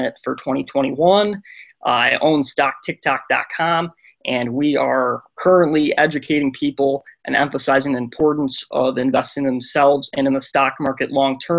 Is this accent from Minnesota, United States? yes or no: no; Sterling Heights, Michigan, United States; I grew up in Sterling Heights, Michigan on the east side near Detroit